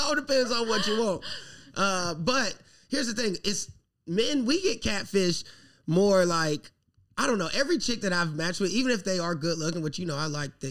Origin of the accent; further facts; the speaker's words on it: South Carolina, United States; I'm from South Carolina